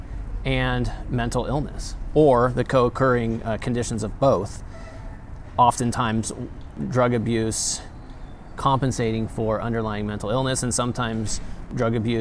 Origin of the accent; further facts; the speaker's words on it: Grass Valley, California, United States; also born or lived in Spokane, Washington; after graduating from Gonzaga, I came back to Grass Valley, and here I am